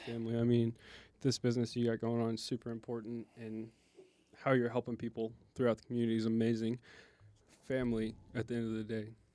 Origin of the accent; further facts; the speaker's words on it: Tulsa, Oklahoma, United States; Tulsa, we're from Tulsa, Oklahoma